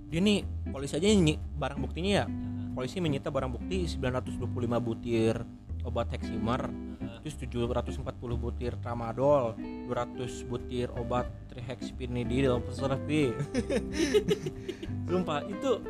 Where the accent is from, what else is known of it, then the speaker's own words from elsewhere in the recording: Majalengka, West Java, Indonesia; sampai gue nggak habis pikir ya di di daerah gua di Majalengka sampai polisinya